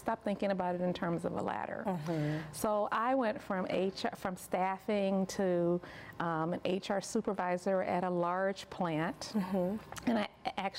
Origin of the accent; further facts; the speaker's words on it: Chicago, Illinois, United States; moved away as an adult; I grew up in Chicago